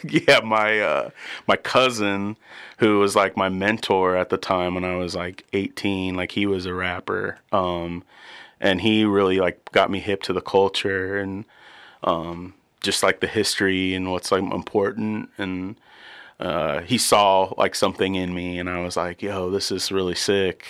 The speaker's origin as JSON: {"language": "English", "town": "Warsaw", "region": "Indiana", "country": "United States", "tie": "born or raised there", "also_born_or_lived": "Muncie, Indiana", "said": "I grew up in, in Warsaw"}